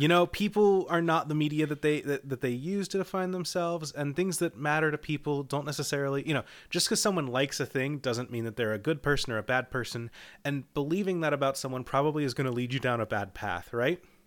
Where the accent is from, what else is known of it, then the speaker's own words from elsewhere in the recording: Eastern time zone, Eastern United States, United States; I grew up in Eastern time